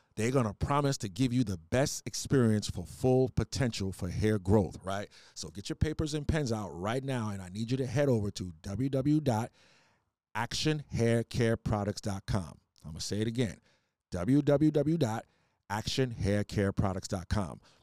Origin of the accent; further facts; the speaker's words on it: New York City, New York, United States; moved away; I'm from New York, too, originally